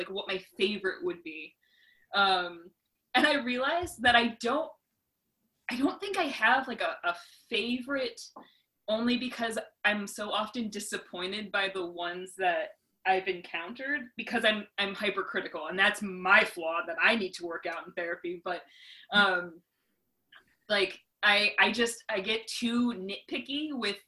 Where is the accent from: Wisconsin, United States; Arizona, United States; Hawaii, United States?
Wisconsin, United States; moved away as an adult; now in Brentwood, United States; I'm originally from Wisconsin